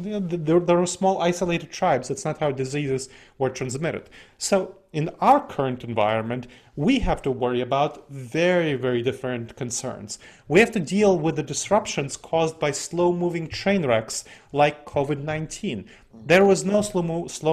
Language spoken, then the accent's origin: English; Columbus, Ohio, United States; my hometown of Columbus, Ohio.